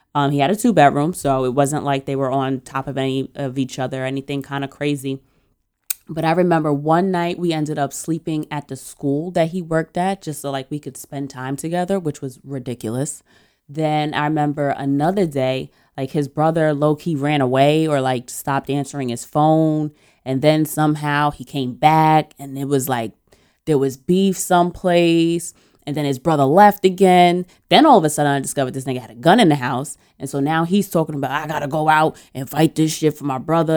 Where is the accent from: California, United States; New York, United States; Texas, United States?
New York, United States; as a New Yorker